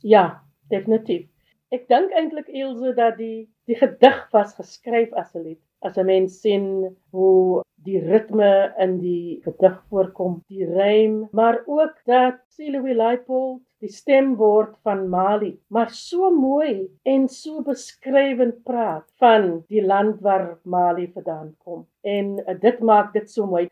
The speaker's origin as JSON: {"language": "Afrikaans", "town": "Worcester", "region": "Western Cape", "country": "South Africa", "tie": "born or raised there", "moved": "yes", "lives_now": "Kuils River, South Africa", "said": "ek is gebore op Poster, 73 Kaap toe gekom"}